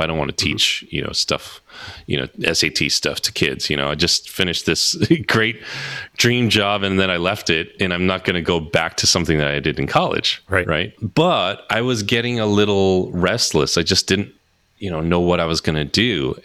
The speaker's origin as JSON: {"language": "English", "region": "New Jersey", "country": "United States", "said": "I'm from Jersey"}